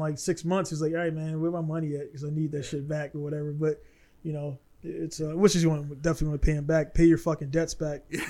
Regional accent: Baltimore, Maryland, United States; I'm from Baltimore

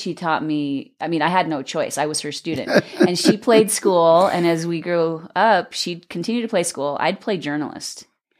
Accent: Ammon, Idaho, United States; I grew up just outside Idaho Falls, called Ammon, Idaho.

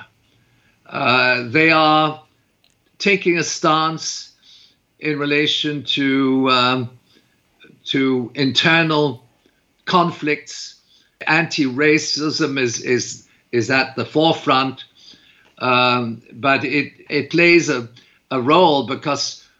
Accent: Canada; I'm a Canadian

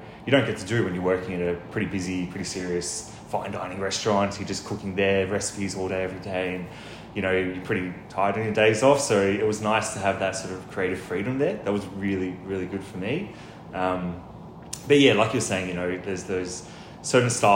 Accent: Melbourne, Victoria, Australia; I was expelled from Elwood, actually, and then I went to this community college for a little while, and then I came back to Elwood to finish my VCE

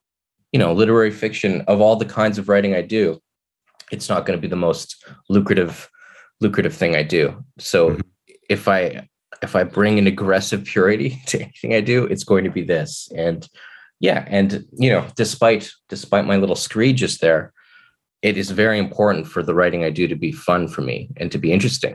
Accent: Kelowna, British Columbia, Canada; I grew up in Kelowna, which was, especially then, not at all diverse

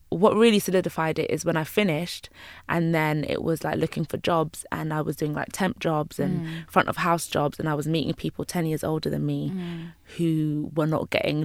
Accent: London, United Kingdom; Well, I'm a Caribbean girl. {S0} Mm-hmm. {S1} I'm from London, but I'm from Jamaica.

